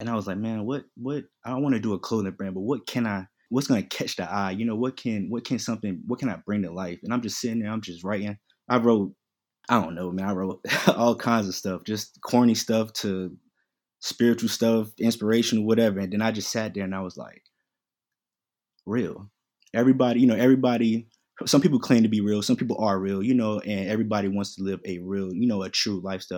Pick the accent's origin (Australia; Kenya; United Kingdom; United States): United States; Queens, New York; also born or lived in North Carolina; I'm originally from Queens, New York. You know what I mean? Moved down here. My pops moved us down here. So we've been back and forth between North Carolina and New York.